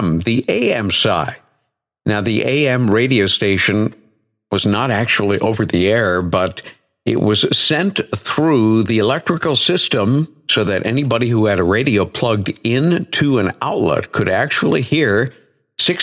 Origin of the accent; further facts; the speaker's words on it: New Bedford, Massachusetts, United States; also born or lived in Vermont; my hometown radio station, WBSM 1420 AM, and it was a pretty decent powerhouse for New Bedford